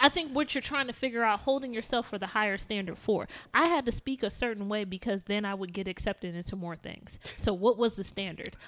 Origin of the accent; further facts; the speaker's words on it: South Bend, Indiana, United States; I'm from South Bend, Indiana